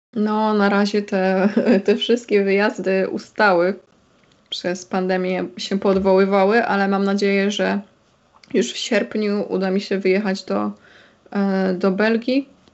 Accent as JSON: {"language": "Polish", "region": "Silesian Voivodeship", "country": "Poland", "said": "ja jestem ze Śląska, z Górnego Śląska"}